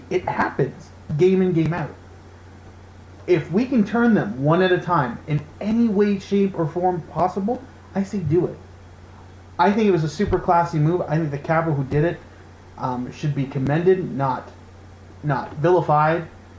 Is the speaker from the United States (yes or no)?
no; Canada; we Canadians in general